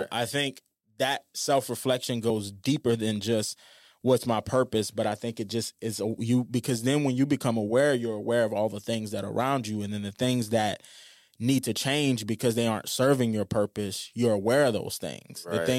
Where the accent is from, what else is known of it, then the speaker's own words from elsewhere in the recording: New Orleans, Louisiana, United States; I remember when I was growing up in New Orleans, there was this guy named Ronald that worked at McDonald's.